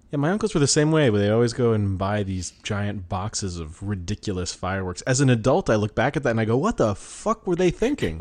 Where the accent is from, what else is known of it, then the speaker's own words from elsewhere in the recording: Colorado, United States; growing up in Colorado